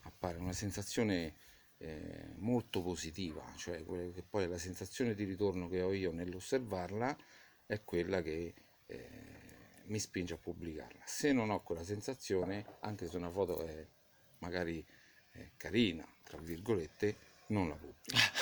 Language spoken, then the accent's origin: Italian; Vicovaro, Lazio, Italy; also born or lived in London; io sono cresciuto eh, a Vicovaro